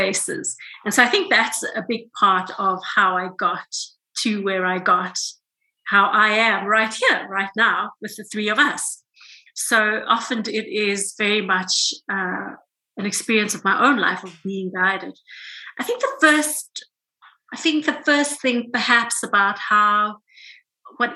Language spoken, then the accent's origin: English; South Africa; I grew up in South Africa as a brown woman during apartheid South Africa